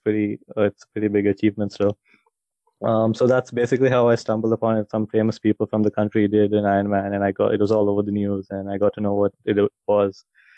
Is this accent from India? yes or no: yes; India; I'm basically from India.